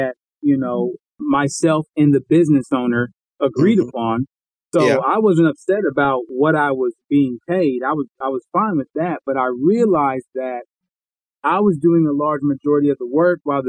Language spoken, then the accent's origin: English; Columbus, Ohio, United States; now in Dallas, United States; I live in the Dallas, Texas area. I'm from Columbus, Ohio, originally